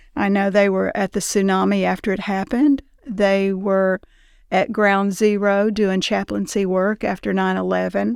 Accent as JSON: {"language": "English", "town": "Tullahoma", "region": "Tennessee", "country": "United States", "tie": "born or raised there", "said": "I grew up in Tullahoma. Um, we moved there when I was twelve years old."}